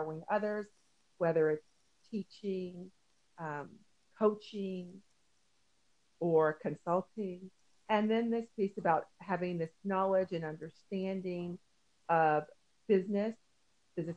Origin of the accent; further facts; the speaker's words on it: Tennessee, United States; moved away as an adult; also born or lived in Midwest; I'm originally from Tennessee.